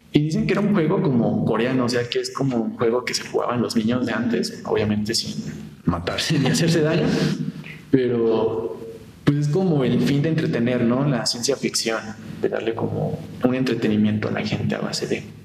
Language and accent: Spanish; Morelia, Michoacán, Mexico; soy de aquí, de la ciudad de Morelia